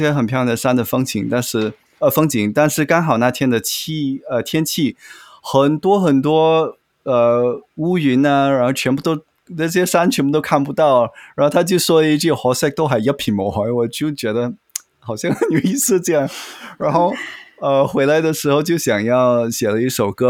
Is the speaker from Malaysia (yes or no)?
yes; Malaysia; also born or lived in Beijing, China; 我是马来西亚长大的，但是我小时候有住过北京